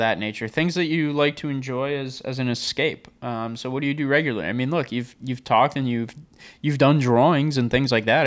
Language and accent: English; Long Island, New York, United States; I am from Long Island, so I kinda grew up on, on the beach a bit